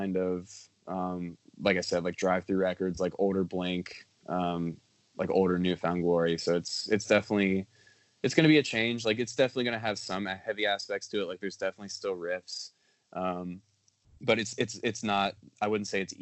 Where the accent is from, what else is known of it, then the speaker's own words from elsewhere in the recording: Columbus, Ohio, United States; now in Cincinnati, United States; I'm actually from Columbus. I live in Cincinnati now, but I'm from Columbus